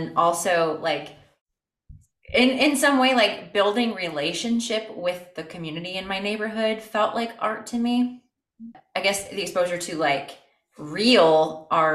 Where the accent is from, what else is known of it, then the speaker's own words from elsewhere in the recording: Toledo, Ohio, United States; I am from Toledo, South Toledo. I'm a little South Side baby. Toledo through and through